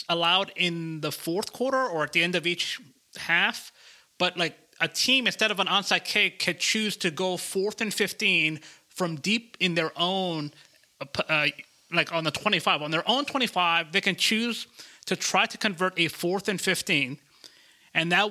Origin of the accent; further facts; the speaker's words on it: Georgia, United States; my home state of Georgia